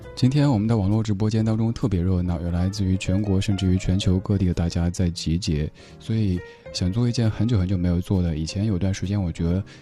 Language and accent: Chinese; Chengdu, Sichuan, China; now in Beijing, China; 在我家乡成都